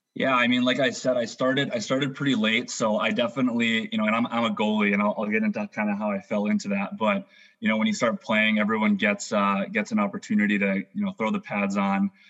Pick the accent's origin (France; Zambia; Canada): Canada; Fort St. John, British Columbia; born or raised there; also born or lived in Greece